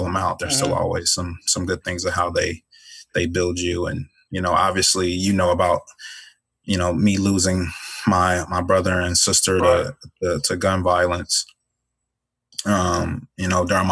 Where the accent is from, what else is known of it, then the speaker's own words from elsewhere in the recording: Chicago, Illinois, United States; moved away as an adult; also born or lived in DeLand, Florida / Grand Island, Nebraska; growing up in Chicago was tough.